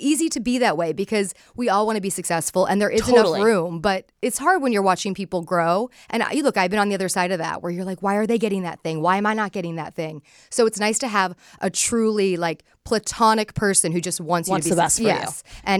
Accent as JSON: {"language": "English", "town": "Palos Verdes", "region": "California", "country": "United States", "tie": "born or raised there", "said": "So I grew up in California in a place called Palos Verdes. It's like this ocean community that's really rooted in ocean culture."}